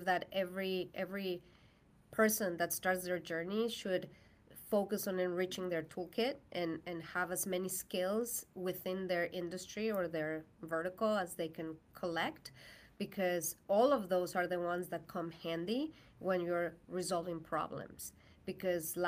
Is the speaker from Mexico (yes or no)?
yes; Mexico; English is a second language; moved away as an adult; now in United States; I am from Mexico.